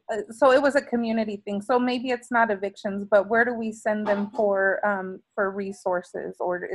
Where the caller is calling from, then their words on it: Yakima, Washington, United States; I'm calling from Yakima, Washington, from Latino Community Fund.